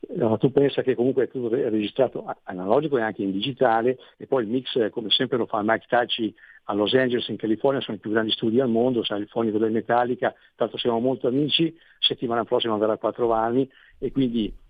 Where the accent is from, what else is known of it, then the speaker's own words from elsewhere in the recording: Lignano Sabbiadoro, Friuli-Venezia Giulia, Italy; io sono di Lignano